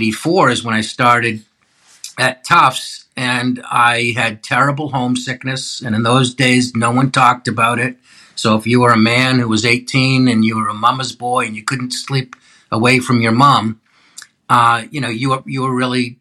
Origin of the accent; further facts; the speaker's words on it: Needham, Massachusetts, United States; growing up in Needham, I was a pretty self-conscious kid